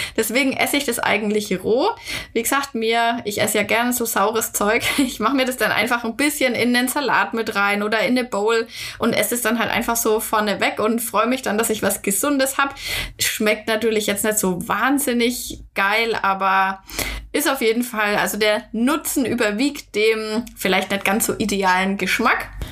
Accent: Germany; bei uns in Deutschland

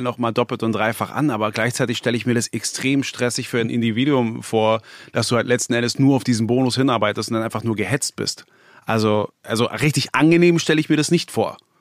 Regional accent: Berlin, Germany; ich bin ja gebürtiger Berliner, ich habe die Entwicklung hier mitbekommen

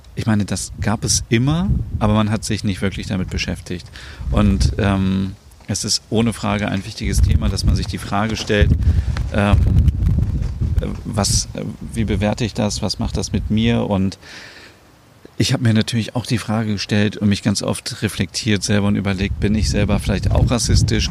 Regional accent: Germany; bei uns in Deutschland

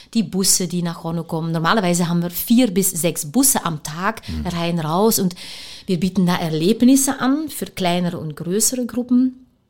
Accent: Leuven, Flanders, Belgium; German is a second language; moved away as an adult; also born or lived in Nigeria / Antwerp; now in Cottbus, Germany; wir sind ja beide Belgier. Wir kommen alle beide aus Löwen. Und wir sind groß geworden mit handgemachte, frische Pralinen

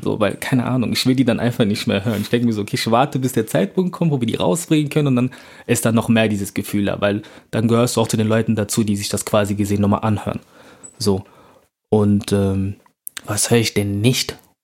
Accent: Bonn, North Rhine-Westphalia, Germany; moved away as an adult; now in Cologne, Germany; ich bin in Bonn aufgewachsen

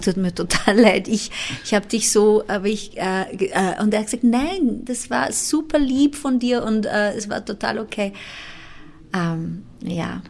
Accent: Timor-Leste; ich bin im, äh, im Osttimor geboren, das mhm. ist eine mhm. ex-portugiesische Kolonie

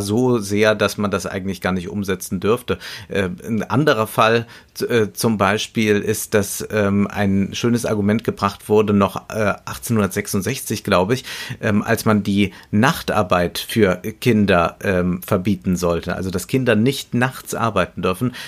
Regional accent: Germany; bei uns in Deutschland

